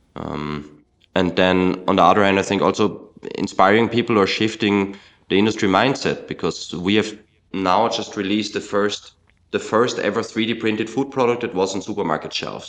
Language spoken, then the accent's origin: English; Austria; In my home country of Austria